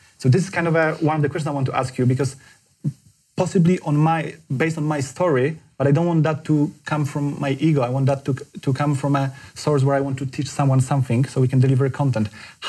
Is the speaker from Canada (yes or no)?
no; Poland; moved away as an adult; now in United Kingdom; I'm from Poland. I moved to the UK like 10 years ago.